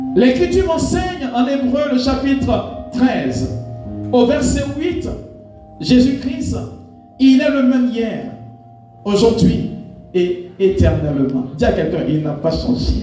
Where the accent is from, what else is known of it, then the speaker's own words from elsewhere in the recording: Côte d’Ivoire; chez nous en Côte d'Ivoire